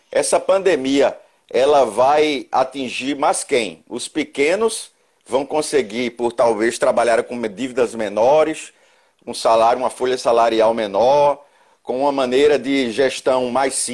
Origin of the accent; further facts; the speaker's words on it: Pernambuco, Brazil; eu, eu sou pernambucano, mas já há 15 anos aqui no Rio Grande do Sul.